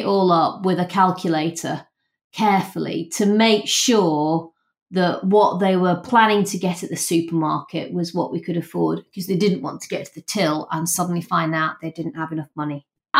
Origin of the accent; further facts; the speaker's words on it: Rotherham, Yorkshire and the Humber, United Kingdom; I grew up in a very working class house.